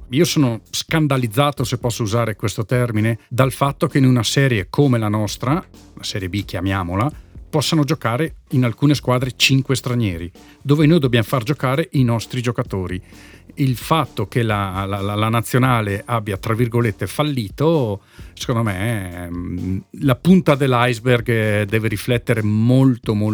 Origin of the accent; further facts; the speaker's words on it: Trentino-Alto Adige, Italy; No, beh, io sono chiaramente legato al Fassa perché sono cresciuto nel Fassa